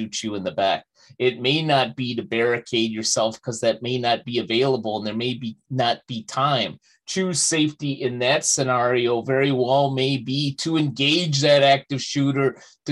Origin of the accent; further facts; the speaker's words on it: Chicago, Illinois, United States; my hometown of Chicago